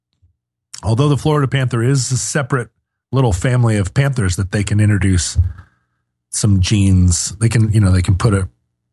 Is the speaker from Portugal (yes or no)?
no; South Africa; I'm from South Africa.